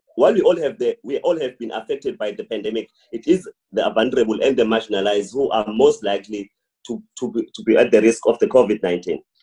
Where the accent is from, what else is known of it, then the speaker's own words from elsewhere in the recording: South Africa; we as the South African youth